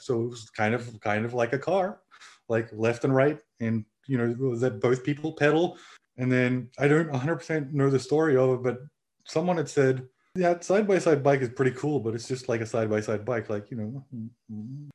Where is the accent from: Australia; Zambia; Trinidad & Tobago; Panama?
Australia; also born or lived in Louisiana; now in Finland; I grew up in Australia.